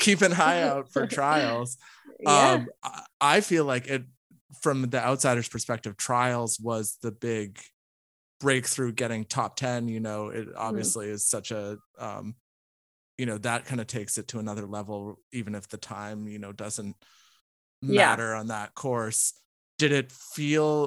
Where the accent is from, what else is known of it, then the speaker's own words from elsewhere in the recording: Massachusetts, United States; growing up in Massachusetts